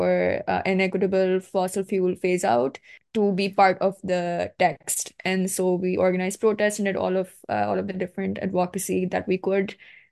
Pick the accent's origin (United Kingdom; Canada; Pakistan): Pakistan; I am from Pakistan